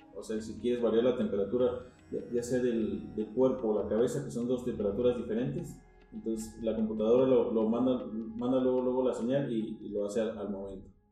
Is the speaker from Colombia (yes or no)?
no; Mexico; como baristas mexicanos